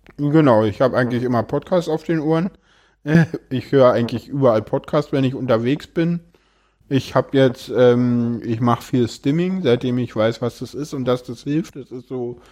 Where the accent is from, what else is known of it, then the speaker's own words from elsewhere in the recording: Berlin, Germany; ich komme aus Berlin